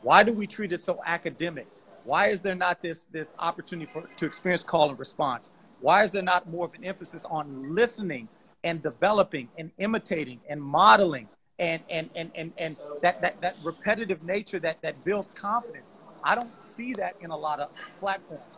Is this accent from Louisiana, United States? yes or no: yes; Louisiana, United States; I'm from Louisiana